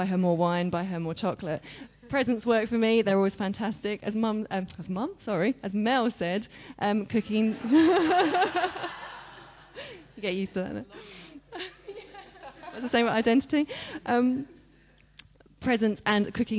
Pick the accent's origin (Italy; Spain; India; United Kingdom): United Kingdom; As British Christians